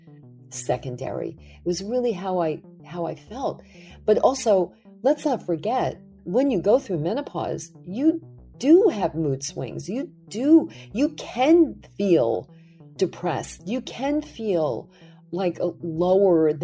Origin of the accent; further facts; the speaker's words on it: New York City, New York, United States; when I was growing up in Brooklyn